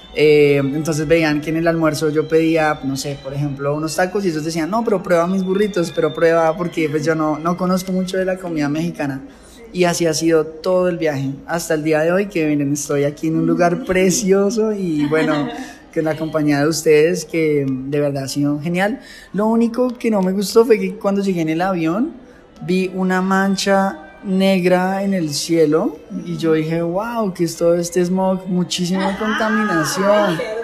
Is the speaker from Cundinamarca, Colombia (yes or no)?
yes; Facatativá, Cundinamarca, Colombia; moved away; Soy de la ciudad de Facatativá, es un municipio ubicado a más o menos 50 kilómetros de, de Bogotá, que es la capital de Colombia